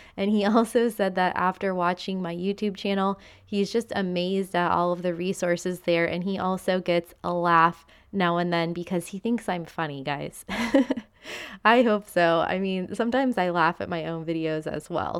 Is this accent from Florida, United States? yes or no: yes; Florida, United States; moved away as an adult; now in Madeira, Portugal; growing up in Florida